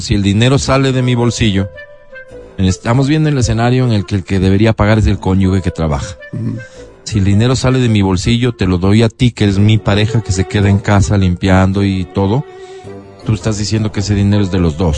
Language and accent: Spanish; Ecuador; lo que somos, los ecuatorianos